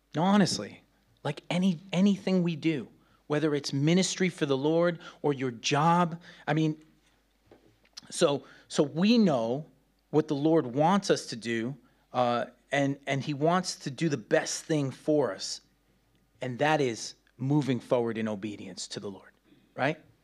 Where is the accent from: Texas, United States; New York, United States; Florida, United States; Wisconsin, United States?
New York, United States; New York City; moved away; I grew up in New York City, man, those rats are big.